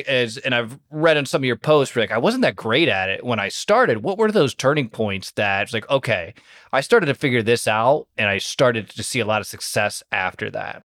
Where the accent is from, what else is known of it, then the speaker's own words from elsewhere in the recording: Toledo, Ohio, United States; I'm from Toledo, Ohio, which is directly tied to Detroit.